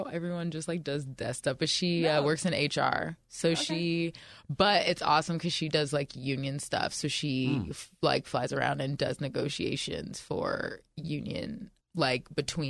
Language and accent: English; Baltimore, Maryland, United States; born there; And then my parents live in Florida, and I was born in Baltimore, so everybody else lives there pretty much.